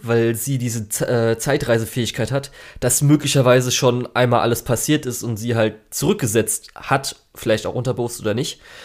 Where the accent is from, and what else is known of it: Germany